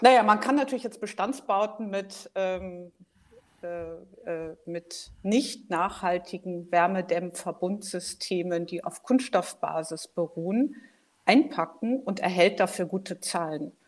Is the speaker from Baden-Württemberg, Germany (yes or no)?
no; Hamburg, Germany; now in Berlin, Germany; Ich komme ursprünglich aus Hamburg, lebe aber schon lange in Berlin